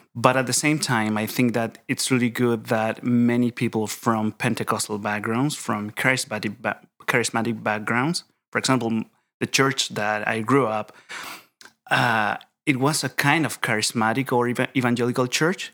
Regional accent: Chile; English is a second language; moved away as an adult; now in Edinburgh, United Kingdom; I am from Chile, Chile, South America. So I am here for my P H D studies in systematic theology

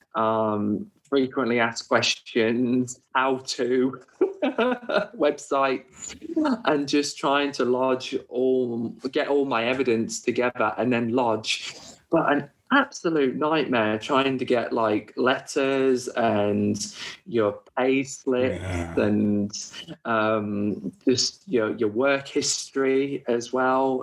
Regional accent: United Kingdom; moved away as an adult; now in Australia; as a Brit

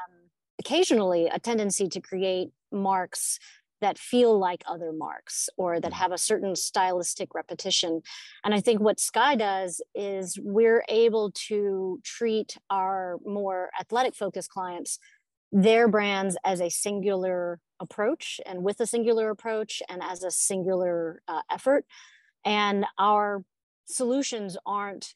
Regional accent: Louisiana, United States; now in Atlanta, United States; I grew up in Louisiana.

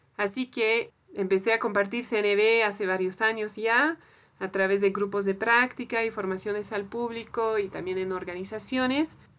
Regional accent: France; Spanish is a second language; moved away as an adult; now in Bolivia; Soy francesa de origen y vivo en Bolivia hace, casi 15 años, donde aprendí también a hablar español

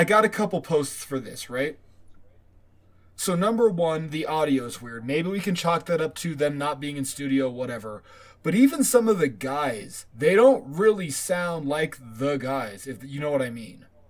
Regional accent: United States; I'm an American

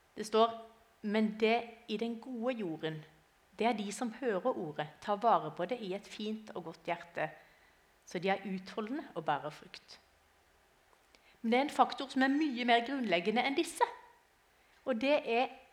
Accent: Arendal, Agder, Norway; now in Lillesand, Norway; jeg kommer som sagt eh, fra Lillesand, eller egentlig fra Arendal, men akkurat i dag så kommer jeg fra Lillesand.

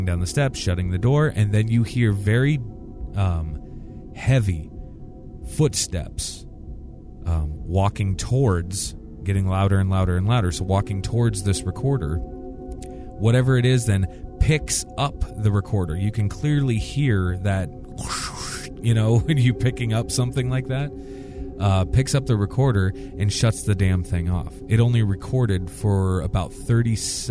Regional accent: Iowa, United States; I grew up in Iowa, and we have a lot of cattle and things like

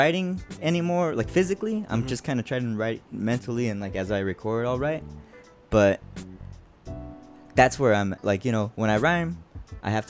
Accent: El Paso, Texas, United States; We're both artists from El Paso, Texas

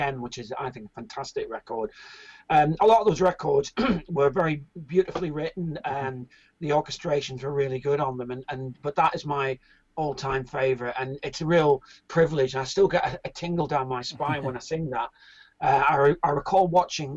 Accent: Ireland; now in United Kingdom; I'm originally from Ireland, but I came to Britain

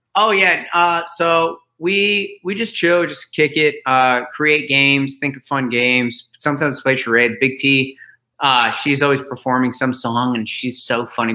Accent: Florida, United States; I grew up in Florida

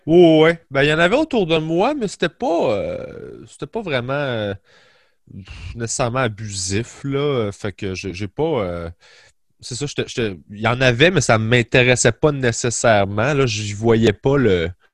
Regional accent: Sainte-Julie, Quebec, Canada; moved away as an adult; also born or lived in Longueuil; j'ai grandi à Sainte-Julie sur la rive sud de Montréal.

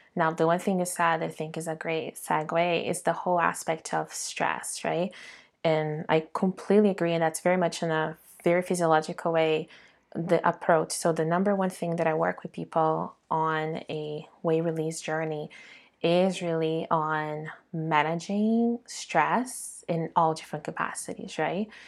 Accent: Brazil; being born and raised in Brazil

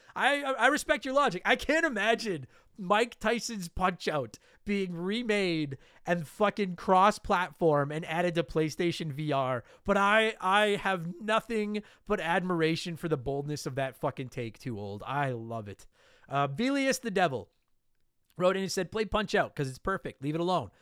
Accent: Calgary, Alberta, Canada; I grew up in Calgary as a kid.

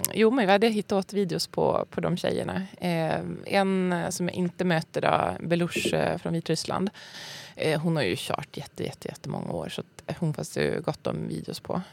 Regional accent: Skellefteå, Västerbotten County, Sweden; moved away as an adult; now in Stockholm, Sweden; Född och uppvuxen i Skellefteå. Så sen flyttade jag till Stockholm när jag var typ, jag vet inte. 25

